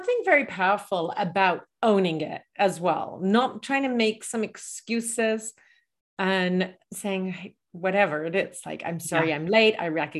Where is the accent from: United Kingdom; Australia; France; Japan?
United Kingdom; England; I'm originally from England, and then my accent, I've traveled a lot.